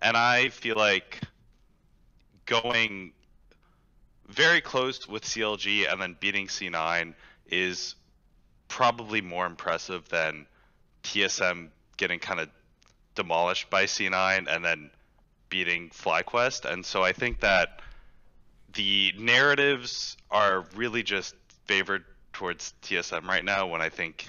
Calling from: Houston, Texas, United States; Houston, Texas.

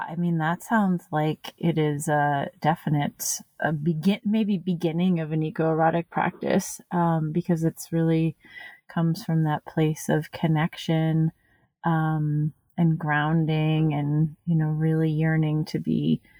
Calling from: Red River Gorge, Kentucky, United States; I use she, her pronouns. And right now I am calling in from Ten Sleep, Wyoming, but my usual home is the Red River Gorge in Kentucky.

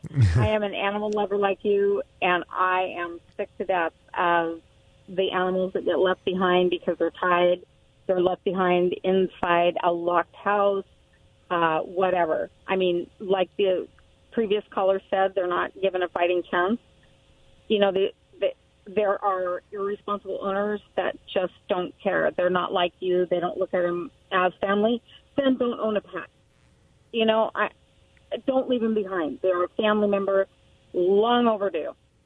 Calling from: Richmond, United States; I'm from Richmond.

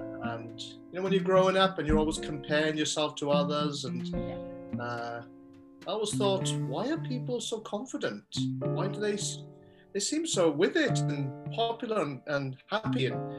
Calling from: Swansea, Wales, United Kingdom; Today I am talking from Swansea here in Wales.

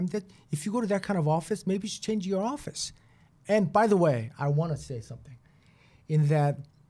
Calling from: Boston, Massachusetts, United States; I mean, I'm talking from Boston.

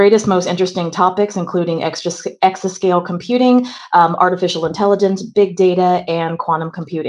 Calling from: Munich, Bavaria, Germany; I'm calling from Munich, Germany. I'm at the Leibniz Supercomputing Center

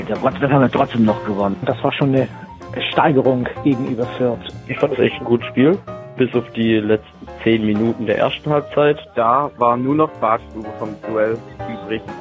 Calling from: Birmingham, West Midlands, United Kingdom; aus der herbstlichen Großstadt äh, Birmingham in England.

